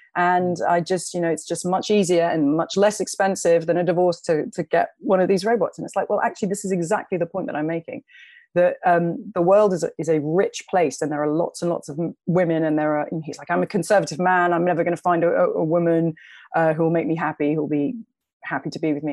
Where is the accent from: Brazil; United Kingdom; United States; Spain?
United Kingdom; London; I grew up in London. I was a young woman growing up in London